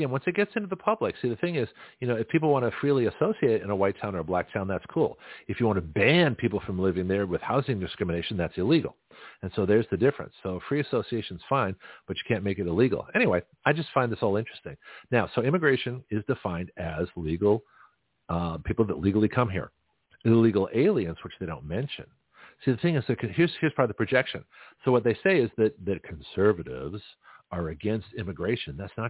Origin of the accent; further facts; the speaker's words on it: Canada; now in United States; And so I lived as a Canadian during my time as a, when I was on my green card.